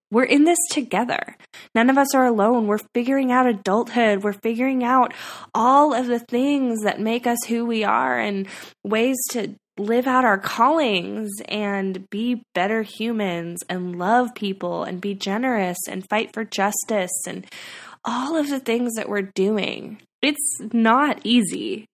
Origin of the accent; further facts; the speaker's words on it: California, United States; moved away as an adult; also born or lived in Nashville; I moved back to my hometown in California